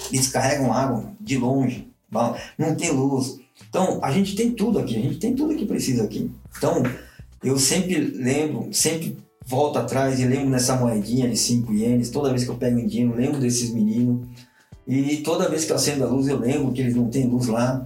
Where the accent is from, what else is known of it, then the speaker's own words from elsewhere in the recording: Brazil; moved away as an adult; also born or lived in Japan; sou brasileiro